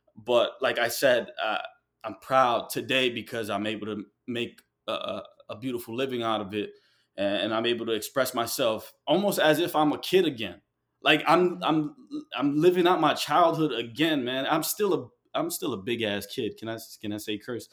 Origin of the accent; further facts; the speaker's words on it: New York City, New York, United States; moved away; also born or lived in Ecuador (ancestry) / Colombia (ancestry); I moved from New York. uh, I had to move away from New York